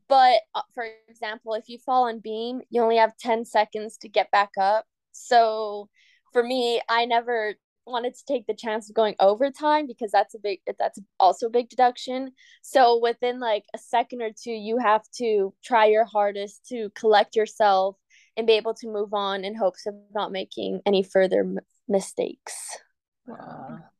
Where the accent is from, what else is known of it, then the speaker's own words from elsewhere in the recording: Cayman Islands; moved away as an adult; now in Florida, United States; growing up in Cayman